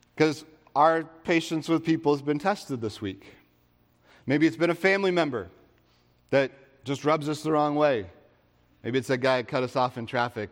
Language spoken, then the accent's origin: English; United States; coming back to the U S